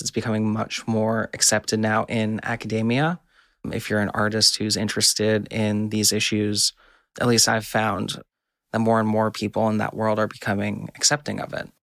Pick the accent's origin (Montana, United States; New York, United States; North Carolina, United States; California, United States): California, United States; I grew up diving in California kelp forests